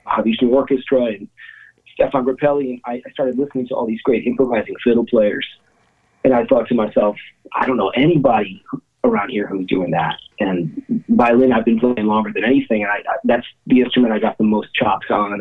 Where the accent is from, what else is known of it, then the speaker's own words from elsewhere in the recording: Cleveland, Ohio, United States; now in Dumont, United States; I grew up in Cleveland